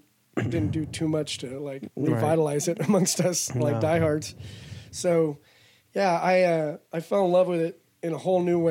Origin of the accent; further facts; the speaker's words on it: Mojave Desert, California, United States; also born or lived in Arizona; I was a desert rat. I was raised in the Mojave Desert